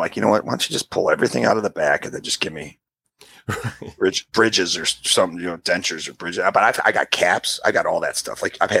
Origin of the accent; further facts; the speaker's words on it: United Kingdom; I am British